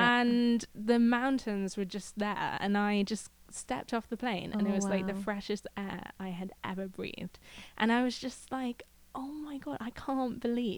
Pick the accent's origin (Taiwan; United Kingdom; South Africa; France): United Kingdom; Devon, South West England; moved away as an adult; now in Vancouver Island, Canada; I guess I came from Devon in England, which is in the southwest, mm-hmm, home to the hippies and the surfers.